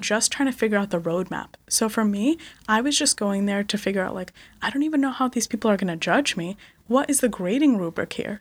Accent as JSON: {"language": "English", "region": "Connecticut", "country": "United States", "tie": "born or raised there", "also_born_or_lived": "India / Bronx, New York", "said": "we moved to Connecticut"}